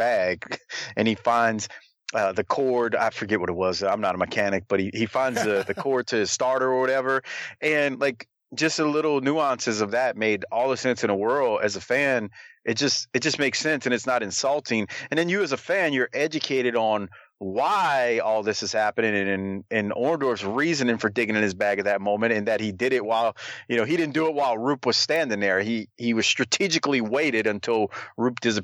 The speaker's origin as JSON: {"language": "English", "region": "Louisiana", "country": "United States", "said": "my home state of Louisiana."}